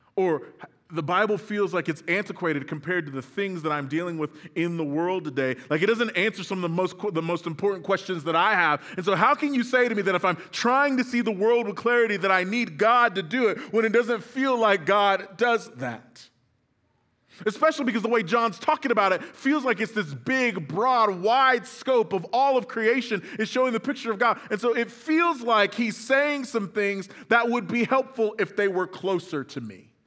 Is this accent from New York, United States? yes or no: no; Moore, Oklahoma, United States; grew up in Moore, Oklahoma